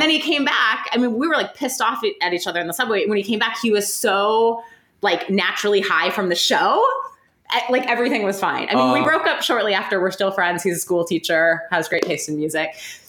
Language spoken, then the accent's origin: English; Hartland, Wisconsin, United States; moved away; I'm a kid from Heartland, Wisconsin, a village where we have no music industry.